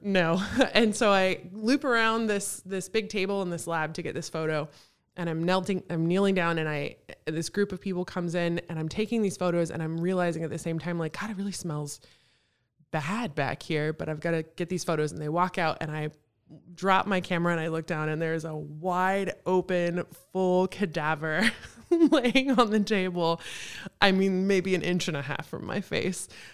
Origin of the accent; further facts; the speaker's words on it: Texas, United States; moved away as an adult; also born or lived in Kenai Peninsula, Alaska; now in Juneau, United States; I'm from Texas.